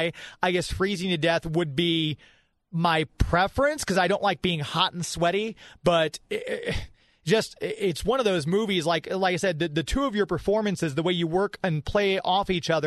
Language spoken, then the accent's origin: English; United States; I grew up here in America